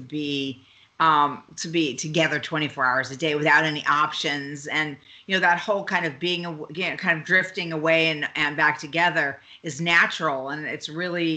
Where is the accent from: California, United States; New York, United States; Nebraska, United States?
New York, United States; I'm from New York